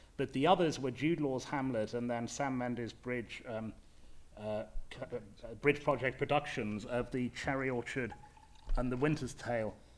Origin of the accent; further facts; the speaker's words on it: Leeds, Yorkshire and the Humber, United Kingdom; I come from Leeds, um, from a middle class uh, white background. I have certain speech manner, manner, mannerisms.